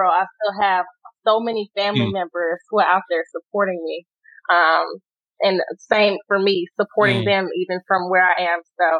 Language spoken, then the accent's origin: English; the South, United States; And then something that I cherish about being growing up in the South, I'm a part of a huge close-knit family